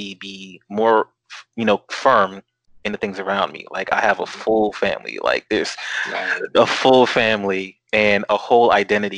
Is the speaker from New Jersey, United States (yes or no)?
yes; Newark, New Jersey, United States; growing up in Newark, being surrounded by that vibrancy